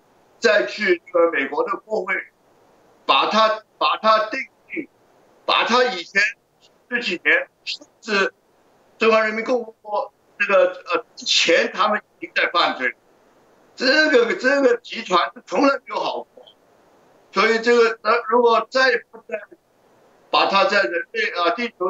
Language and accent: Chinese; Hong Kong; moved away as an adult; also born or lived in Shanghai, China / Beijing, China / New York, United States; 我呢就在上海出生，七岁到香港，小学、中学基本上在香港读的，大学来来来了美国。那么我二十一岁就出来做生意了，呃，大概一生人七十一年呢。在香港大概是三十年，在中国大陆二十